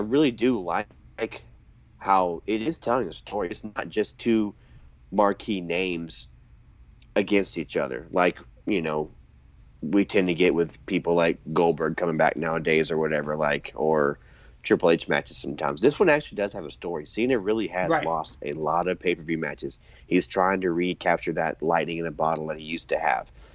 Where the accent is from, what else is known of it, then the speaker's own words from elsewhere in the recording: United States; moved away; 2 hours from where we grew up in Atlanta, where you live now